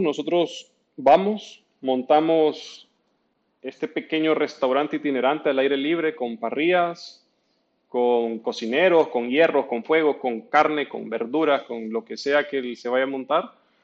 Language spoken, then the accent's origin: Spanish; El Salvador; also born or lived in Argentina; nosotros como centroamericanos, sobre todo salvadoreños